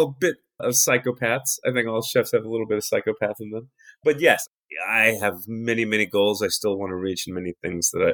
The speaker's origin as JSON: {"language": "English", "town": "New York City", "region": "New York", "country": "United States", "tie": "born or raised there", "said": "I grew up in New York City"}